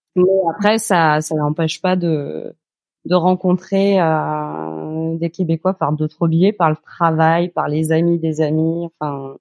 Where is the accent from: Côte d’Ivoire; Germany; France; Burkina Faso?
France; Normandy; moved away as an adult; also born or lived in Rouen / Lyon / Louviers; now in Montreal, Canada; j'ai grandi en Normandie, pas loin de d'Evreux